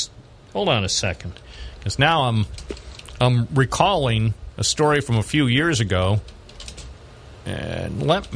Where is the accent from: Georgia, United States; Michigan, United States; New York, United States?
New York, United States; Binghamton; I was born in Binghamton